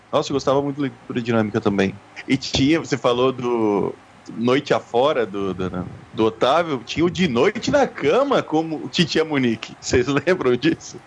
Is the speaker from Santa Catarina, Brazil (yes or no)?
yes; Balneário Camboriú, Santa Catarina, Brazil; moved away; quando eu morava em Balneário Camboriú ainda, eu tinha, era era pré-adolescente